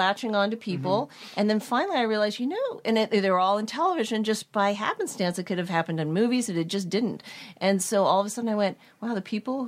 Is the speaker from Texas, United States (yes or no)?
no; Claremont, California, United States; I grew up in Claremont, where the colleges are